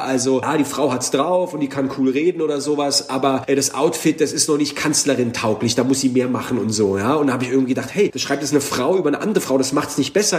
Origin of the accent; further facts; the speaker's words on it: Heidelberg, Baden-Württemberg, Germany; ich bin nicht von hier, ich komme aus Heidelberg. Ja, so, Heidelberg, aber wo bist du denn eingewandert? So, ich bin eingewandert über den Kreissaal des Krankenhauses in Heidelberg